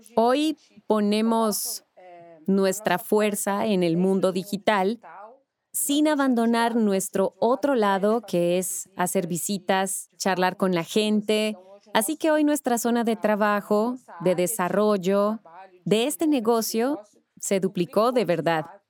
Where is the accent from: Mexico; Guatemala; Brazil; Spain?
Brazil; soy de Brasil